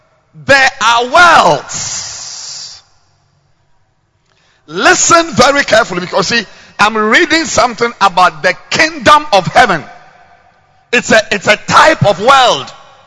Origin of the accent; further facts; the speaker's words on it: Ghana; I'm a Ghanaian living in Ghana